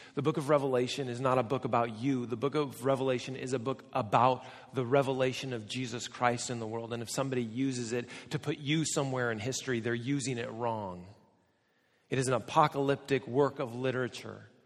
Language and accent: English; United States; Now, I'm American